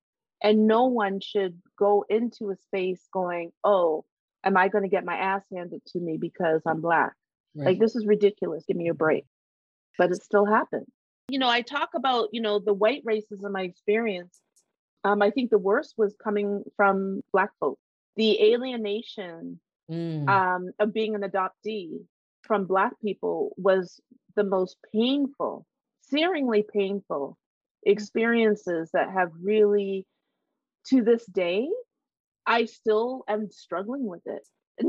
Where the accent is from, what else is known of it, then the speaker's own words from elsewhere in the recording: Canada; born there; And Canada, I mean, I'm proud to be Canadian by birth, you know, love going h